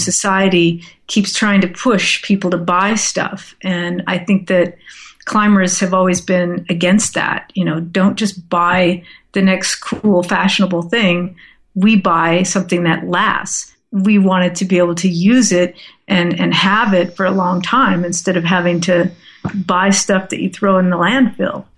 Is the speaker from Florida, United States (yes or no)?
no; Southern California, United States; moved away as an adult; also born or lived in upstate New York; I grew up in Southern California, and I decided to move to upstate New York to finish my college education